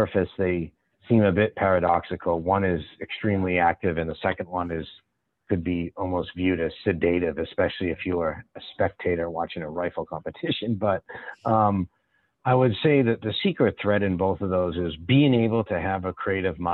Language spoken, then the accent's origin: English; Boston, Massachusetts, United States; now in Dallas, United States; being originally from the Boston area